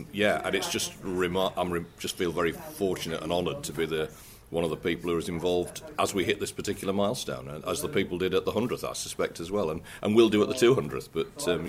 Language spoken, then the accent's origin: English; Wakefield, Yorkshire and the Humber, United Kingdom; moved away as an adult; also born or lived in South of England; I grew up in Wakefield in the 60s and 70s, left in 81 to go away to university, having been to school here.